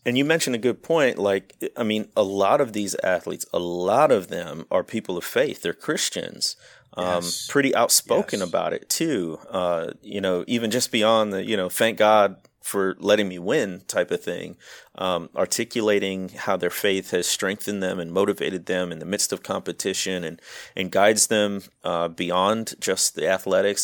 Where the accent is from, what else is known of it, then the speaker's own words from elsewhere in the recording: Midwest, United States; I grew up in the Midwest